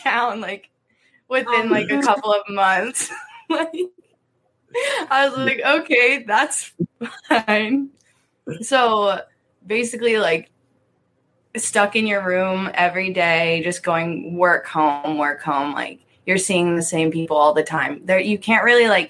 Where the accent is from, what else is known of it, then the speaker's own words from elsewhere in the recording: East Berlin, Pennsylvania, United States; moved away as an adult; now in Tucson, United States; my hometown. There's like one stoplight